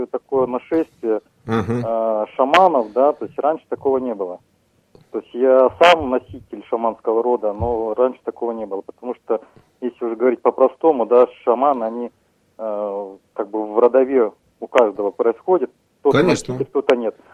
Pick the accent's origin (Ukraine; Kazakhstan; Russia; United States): Russia; Buryatia; я сам по национальности бурят и э, являюсь шаманистом. У нас такого вообще нету.